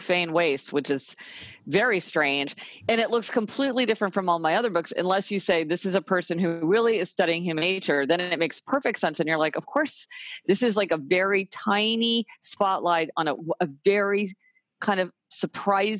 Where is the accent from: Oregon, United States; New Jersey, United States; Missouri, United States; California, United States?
Missouri, United States; Kansas City; now in New York City, United States; I live in New York City. I came from Kansas City, Missouri.